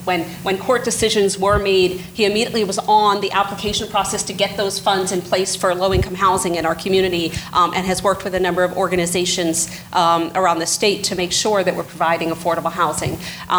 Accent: Burlington County, New Jersey, United States; I'm from Burlington County

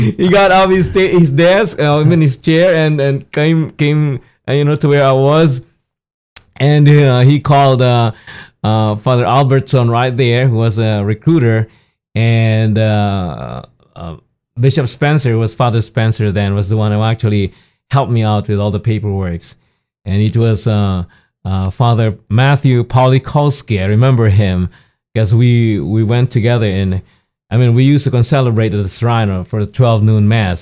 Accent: Philippines; moved away as an adult; now in United States; I was born in the Philippines

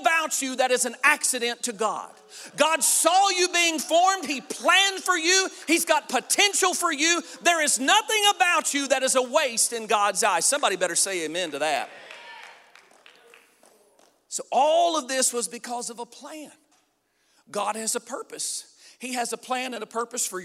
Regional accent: Southeast Missouri, United States; I'm from Southeast Missouri.

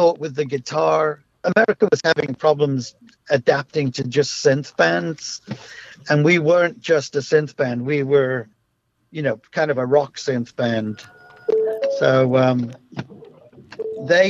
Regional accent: Liverpool, North West England, United Kingdom; we're just kids from Liverpool

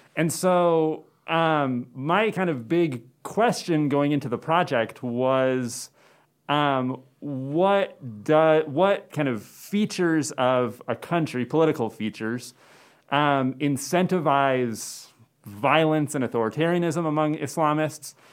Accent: Phoenix, Arizona, United States; moved away as an adult; also born or lived in Maryland / Cortez, Colorado / Provo, Utah / Tucson, Arizona; now in Chadron, United States; mainly I was raised in the Phoenix area in Arizona

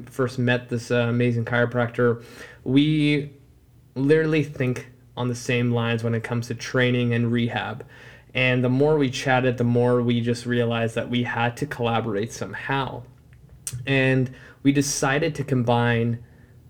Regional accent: Vancouver, British Columbia, Canada; I'm from Canada and I'll even say Vancouver

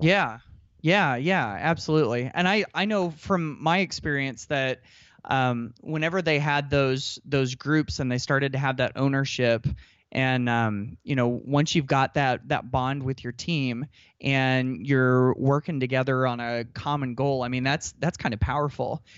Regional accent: Indiana, United States; I'm from Indiana. Basketball is life

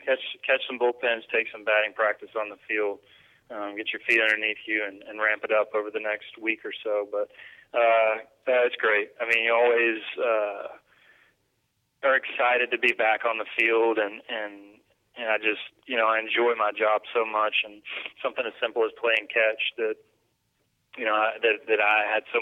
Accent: Georgia, United States; we grew up in Georgia

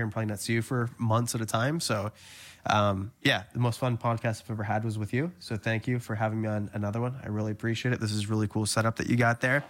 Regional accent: Canada; born or raised there

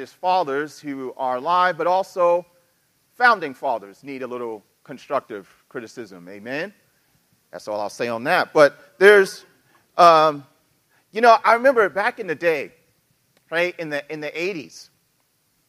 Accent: New York City, New York, United States; I'm from New York City

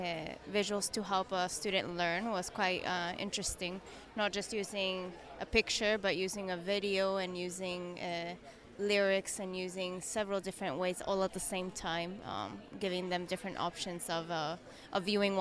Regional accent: Chile; moved away as an adult; now in Athens, Greece; I am Chilean, from Chile

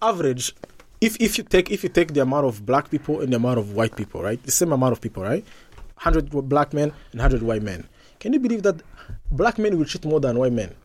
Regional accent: Rwanda; I'm from Rwanda

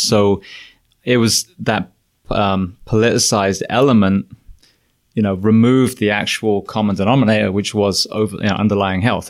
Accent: England, United Kingdom; moved away as an adult; also born or lived in California / Florida; now in United States; I'm an Englishman

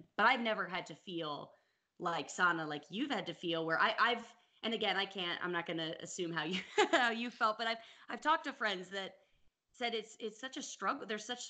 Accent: United States; no, I'm not Russian. I'm American. How many times do I have to tell you people?

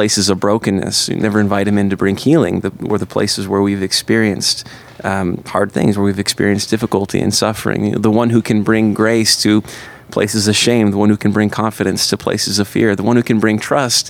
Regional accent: Upper Peninsula of Michigan, United States; moved away as an adult; now in Chicago, United States; We're from the Upper Peninsula of Michigan originally, both Upers from the UP

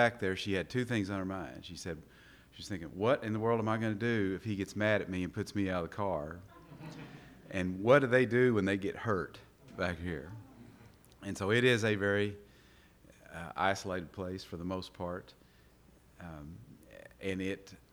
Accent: Eastern Kentucky, United States; also born or lived in Daviess County, Kentucky; I am from Eastern Kentucky, but I was born right here in Davis County

